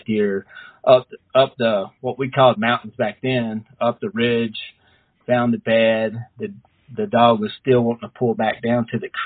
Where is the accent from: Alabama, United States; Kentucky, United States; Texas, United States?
Alabama, United States; South; moved away as an adult; also born or lived in Arkansas / Florida; now in Denver, United States; I'm from South Alabama. Grew up at a very early age, you know, deer hunting with my dad and uncle